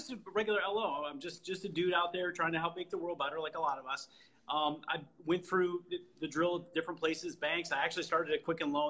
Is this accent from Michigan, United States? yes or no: yes; Detroit, Michigan, United States; Metro Detroit, West Side. It's fairly safe. We don't lock our doors all the time, but yeah. Detroit is where we're from.